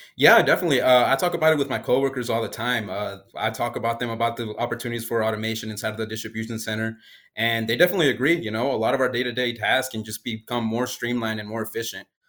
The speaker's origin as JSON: {"language": "English", "town": "Springdale", "region": "Arkansas", "country": "United States", "tie": "born or raised there", "said": "I actually grew up down the road over in Springdale, Arkansas"}